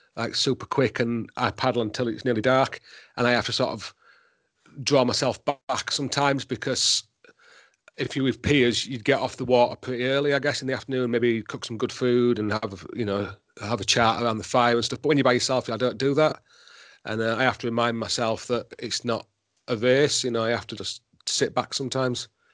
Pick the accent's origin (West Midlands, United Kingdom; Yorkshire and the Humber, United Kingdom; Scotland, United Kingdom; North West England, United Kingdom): Yorkshire and the Humber, United Kingdom; also born or lived in Himalayas; now in Wales, United Kingdom; I'm a Yorkshireman